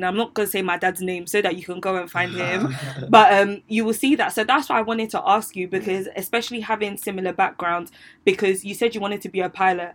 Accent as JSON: {"language": "English", "country": "Ghana", "said": "I'm also Ghanaian"}